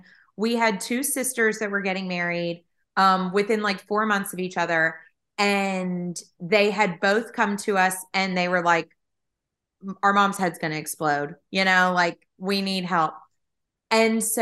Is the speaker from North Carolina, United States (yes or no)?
yes; Eastern North Carolina, United States; I grew up in Eastern North Carolina